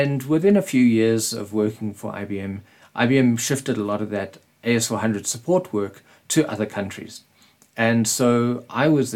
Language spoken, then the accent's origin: English; Springs, Gauteng, South Africa; in Springs, my hometown. Springs is a little town in Gauteng in South Africa.